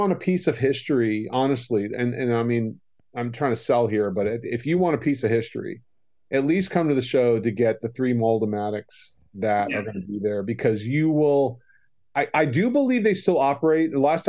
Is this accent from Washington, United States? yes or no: no; Miami, Florida, United States; And I'm a Floridian. I was born and raised in Miami.